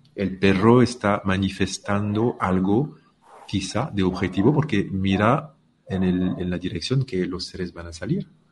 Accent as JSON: {"language": "Spanish", "country": "France", "said": "soy francés"}